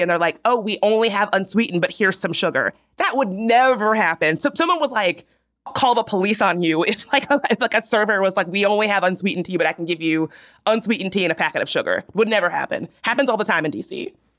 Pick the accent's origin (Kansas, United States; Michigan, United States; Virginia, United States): Virginia, United States; outside Richmond; now in Washington, D.C., United States; I was raised right outside of Richmond, Virginia, former capital of the Confederacy.